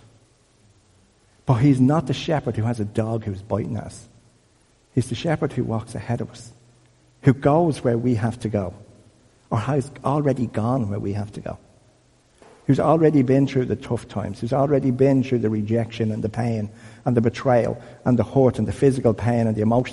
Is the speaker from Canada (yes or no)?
no; Dublin, Leinster, Ireland; I'm from Crumlin